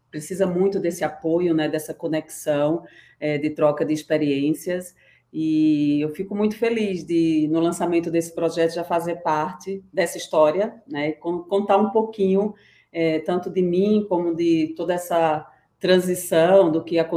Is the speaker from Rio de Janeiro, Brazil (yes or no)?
no; Recife, Pernambuco, Brazil; moved away as an adult; now in São Paulo, Brazil; Eu, eu sou pernambucana, tá? Eu vim de Recife, estou em São Paulo há 15 anos já.